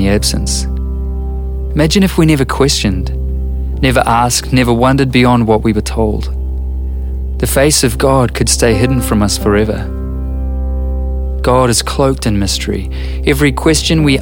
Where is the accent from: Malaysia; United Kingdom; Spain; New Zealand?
New Zealand; I'm a writer and a musician from Aotearoa, New Zealand.